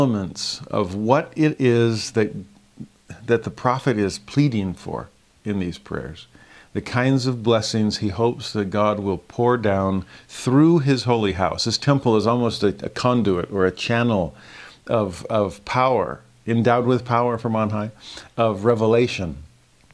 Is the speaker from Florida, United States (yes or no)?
no; Southern California, United States; as a kid growing up in Southern California